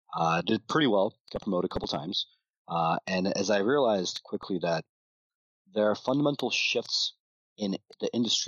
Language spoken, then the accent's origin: English; Ukraine; moved away; When I was a little bit younger, I immigrated from Ukraine. My parents didn't have that much money.